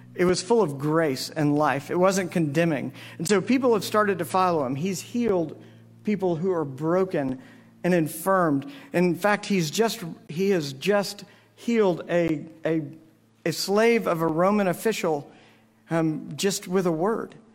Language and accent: English; Navasota, Texas, United States; my hometown